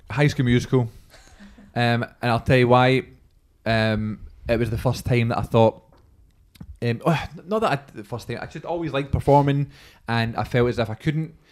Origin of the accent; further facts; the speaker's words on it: Scotland, United Kingdom; we're Scottish